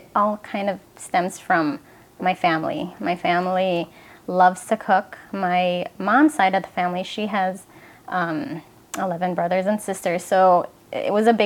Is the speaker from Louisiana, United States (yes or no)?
no; Chicago, Illinois, United States; I grew up in Chicago